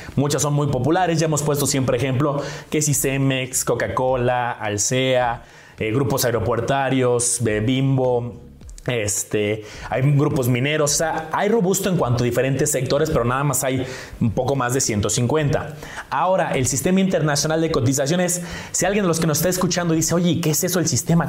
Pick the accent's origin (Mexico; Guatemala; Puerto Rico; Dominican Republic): Mexico; nosotros como mexicanos